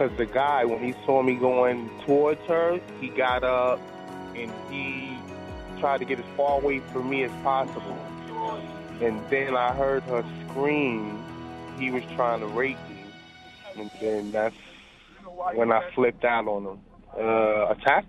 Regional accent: New York City, New York, United States; I am from New York City

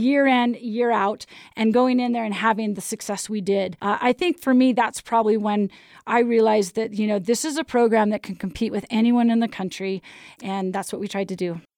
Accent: Portland, Oregon, United States; moved away as an adult; now in Utah, United States; I grew up in Portland, Oregon

